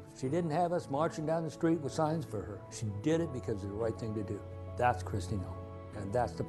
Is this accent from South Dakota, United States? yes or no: yes; Hot Springs, South Dakota, United States; South Dakota is a veteran state. I come from Hot Springs, which is a veterans town.